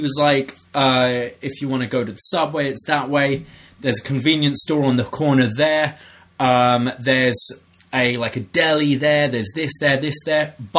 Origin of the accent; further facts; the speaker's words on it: Toronto, Ontario, Canada; oh, Toronto, Canada.